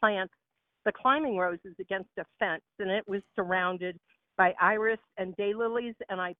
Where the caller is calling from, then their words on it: Nashville, Tennessee, United States; Well, actually, I'm calling from Union Station in Denver, Colorado, but we live in Nashville, Tennessee